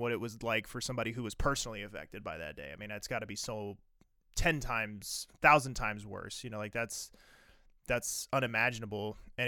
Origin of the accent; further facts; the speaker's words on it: East Coast, United States; I grew up on the East Coast. And so I grew up